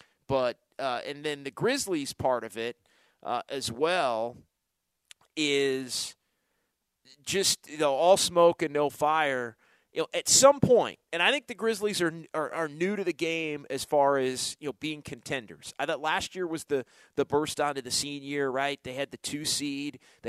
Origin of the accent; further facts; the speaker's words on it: Sacramento, California, United States; it reminds me of growing up in Sacramento is the Kings and the Lakers going back to the 2000s. And that was a part of my youth and high school, college days.